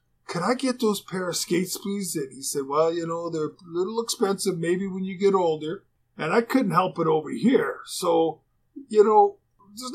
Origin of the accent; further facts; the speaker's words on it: Canada; being a Canadian